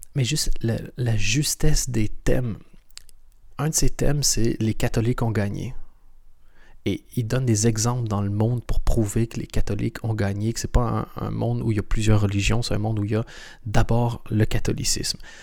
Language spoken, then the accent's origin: French; Canada; moved away as an adult; also born or lived in Europe; Je suis canadien